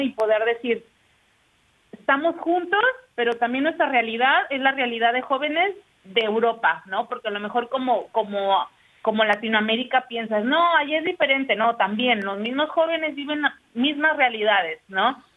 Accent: Guadalajara, Jalisco, Mexico; yo soy de Guadalajara, entonces en Guadalajara, ¿no? O, en México

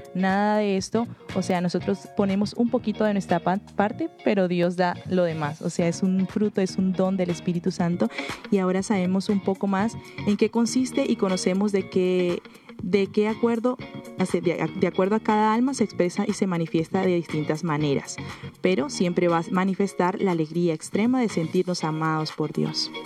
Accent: Venezuela; moved away as an adult; yo soy venezolana

